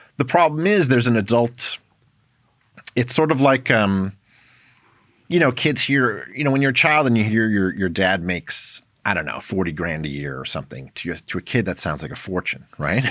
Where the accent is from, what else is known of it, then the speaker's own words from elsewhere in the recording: New York City, New York, United States; my background is I grew up in New York City, in Manhattan